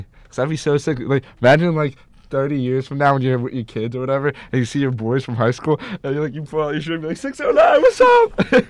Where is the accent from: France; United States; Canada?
United States; Mount Laurel, New Jersey; now in Morristown, United States; I grew up in Mount Laurel. I live in Morristown now.